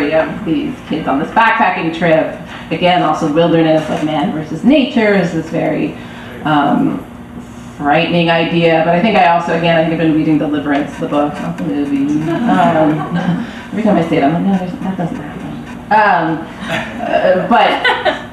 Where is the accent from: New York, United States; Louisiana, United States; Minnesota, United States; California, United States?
California, United States; Berkeley; I grew up in Berkeley